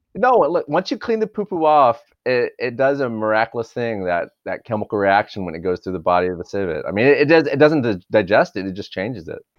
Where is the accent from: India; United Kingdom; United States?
United States; Dallas, Texas; now in Los Angeles, United States; I grew up in Dallas, Texas